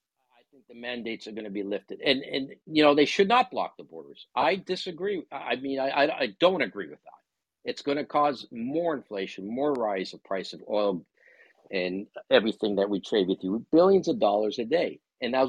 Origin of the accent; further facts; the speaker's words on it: Ontario, Canada; I'm from Canada.